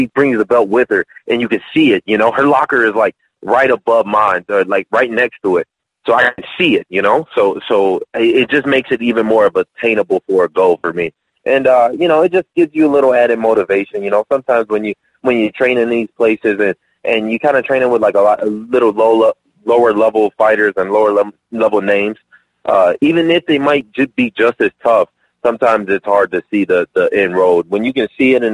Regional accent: Detroit, Michigan, United States; now in Las Vegas, United States; I'm from Detroit.

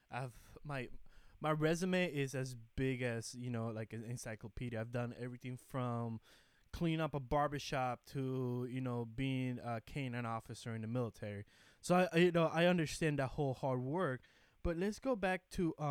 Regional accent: Puerto Rico; I was born in Puerto Rico, but still I was born in the United States.

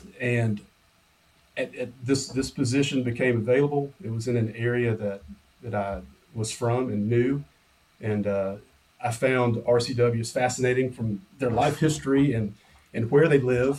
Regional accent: South Georgia, United States; also born or lived in North Florida; I'm originally from South Georgia. I grew up in North Florida and South Georgia, in a rural area

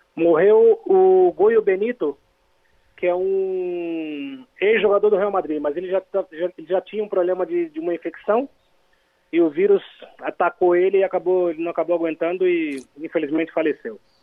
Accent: Garça, São Paulo, Brazil; moved away as an adult; now in Spain; eu sou de Garça, não sou de, de, de Cachoeira de Itapemirim

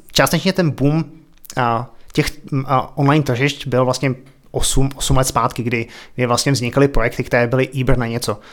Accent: České Budějovice, South Bohemian Region, Czechia; moved away as an adult; also born or lived in Prague / Ostrava / Australia; now in Berlin, Germany; já jsem se narodil v Českých Budějovicích, vyrůstal jsem na Máji, chodil jsem tam na základku

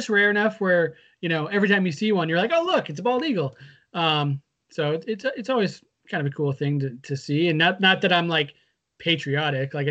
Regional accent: Redmond, Washington, United States; It, growing up in Redmond, we had this guy who I don't know if you ever saw him or if we ever talked about him, but there was a guy who would wander around downtown

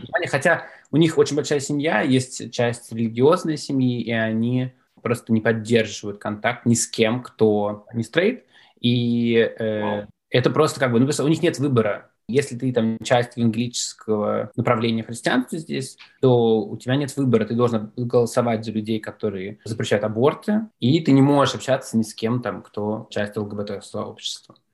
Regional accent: Russia; moved away as an adult; also born or lived in Moscow; now in New York, United States; я из России

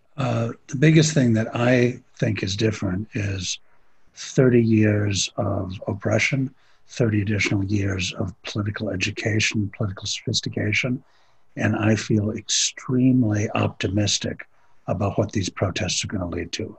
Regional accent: Minneapolis, Minnesota, United States; I'm from Minneapolis

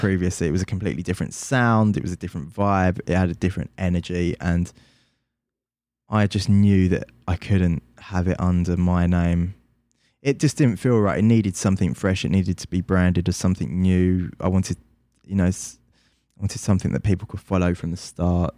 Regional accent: London, United Kingdom; I'm from London

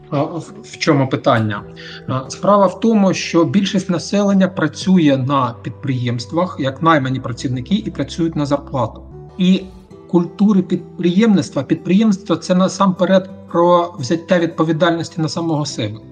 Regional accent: Mariupol, Donetsk Oblast, Ukraine; я сам з Маріуполя

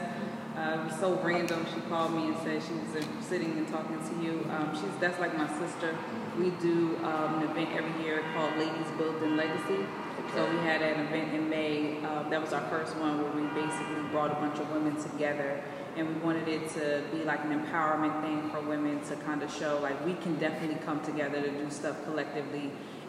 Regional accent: Trenton, New Jersey, United States; I'm from Trenton originally. So I come from an urban area where I didn't have money, raised by my grandmother

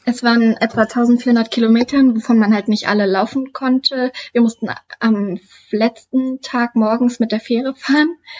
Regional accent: Duderstadt, Lower Saxony, Germany; moved away as an adult; now in Hannover, Germany; Ich bin 22 Jahre alt und komme aus Duderstadt, wohne und studiere aktuell noch in Hannover

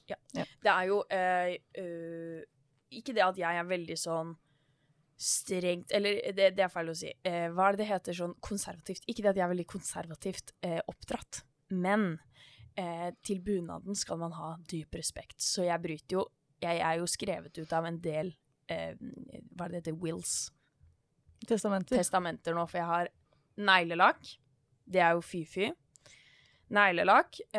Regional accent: Bærum, Akershus, Norway; born there; Og det er ikke fordi jeg er fra Bærum, dog født der.

